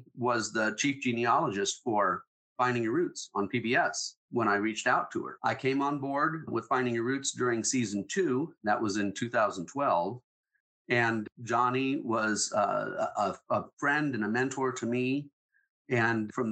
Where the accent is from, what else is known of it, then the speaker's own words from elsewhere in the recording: John Day, Oregon, United States; my hometown of John Day, Oregon